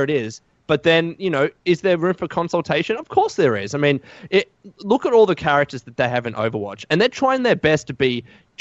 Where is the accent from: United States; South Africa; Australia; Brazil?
Australia; I am an Aussie